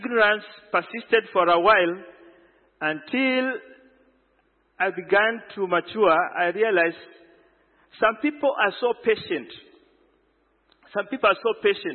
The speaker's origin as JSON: {"language": "English", "country": "Kenya", "said": "I am a Kenyan"}